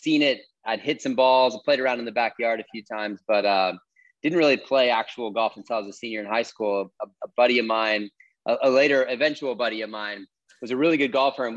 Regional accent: St. Louis, Missouri, United States; moved away as an adult; also born or lived in Los Angeles; I moved from St. Louis, or outside of St. Louis, where I grew up

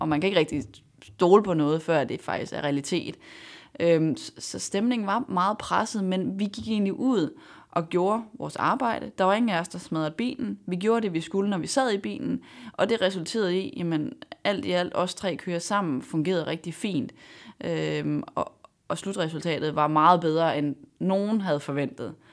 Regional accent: Denmark; jeg var dansker

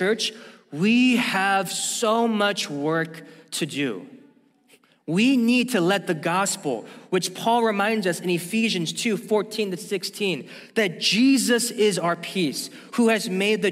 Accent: St. Louis, Missouri, United States; I even remember growing up in St. Louis, Missouri

